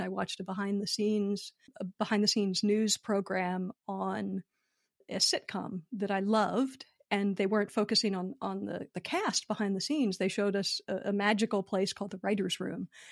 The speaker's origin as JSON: {"language": "English", "town": "Philadelphia", "region": "Pennsylvania", "country": "United States", "tie": "born or raised there", "also_born_or_lived": "Los Angeles", "moved": "as an adult", "lives_now": "United Kingdom", "said": "I'm born and raised in Philadelphia"}